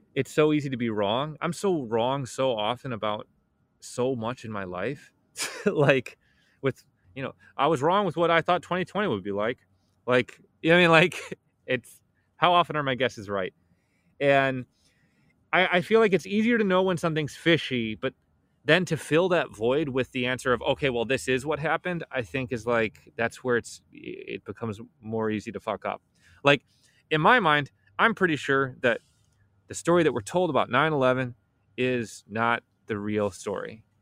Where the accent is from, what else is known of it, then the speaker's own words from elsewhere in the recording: Chicago, Illinois, United States; I'm from Chicago